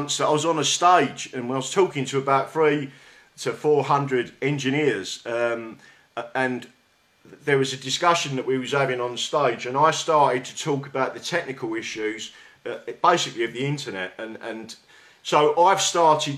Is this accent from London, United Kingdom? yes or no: yes; London, United Kingdom; accent: South London; my South London accent